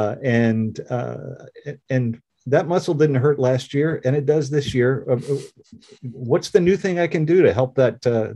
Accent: Orange, Virginia, United States; I grew up in Orange, Virginia, which is a very rural place

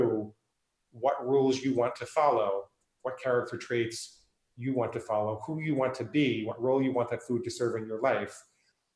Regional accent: New York, United States; also born or lived in New Hampshire; now in Portland, United States; I live in Portland, Oregon. I grew up in New York and I spent 14 years in New Hampshire

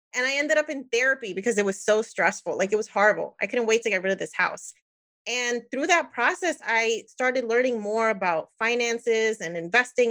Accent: New Jersey, United States; moved away as an adult; now in Florida, United States; I'm Puerto Rican, born and raised in New Jersey, now in Florida

